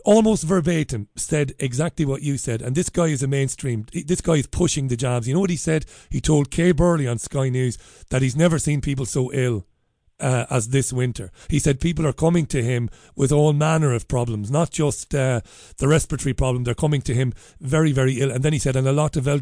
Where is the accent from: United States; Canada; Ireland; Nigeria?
Ireland; accent: Irish; now in United Kingdom; I'm obviously Irish with my accent, but I live in the UK.